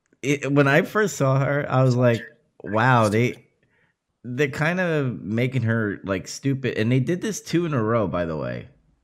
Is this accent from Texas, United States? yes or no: no; New York City, New York, United States; I am from New York.